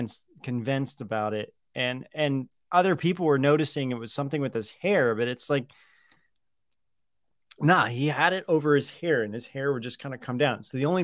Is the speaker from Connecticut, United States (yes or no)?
no; Los Angeles, California, United States; Okay, so yes, we're from Los Angeles originally.